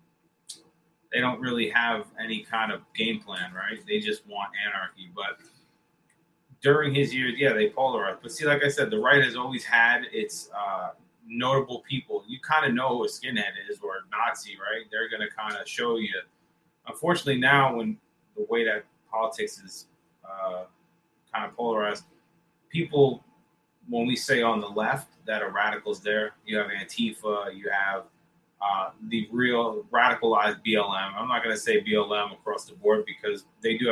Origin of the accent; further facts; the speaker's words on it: New Jersey, United States; I'm from New Jersey